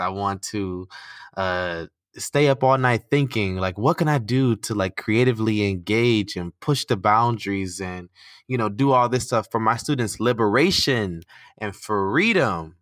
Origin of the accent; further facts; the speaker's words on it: United States; moved away as an adult; now in Qatar; I'm American